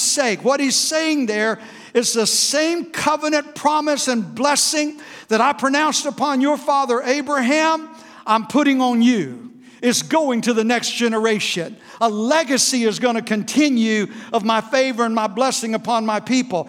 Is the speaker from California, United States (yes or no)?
no; South Florida, United States; We grew up in South Florida with no air conditioning.